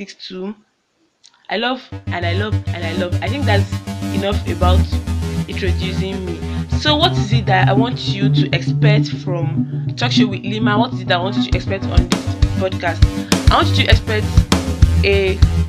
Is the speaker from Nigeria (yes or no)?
yes; Kogi, Nigeria; moved away as an adult; now in Damaturu, Nigeria; I'm from Kogi State and I'm an Ebira girl